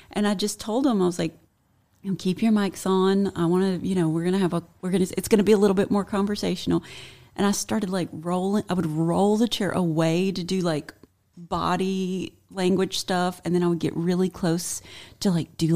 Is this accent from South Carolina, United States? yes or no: yes; South Carolina, United States; I was born and raised in South Carolina, and it was like the. I've really fought to get rid of it.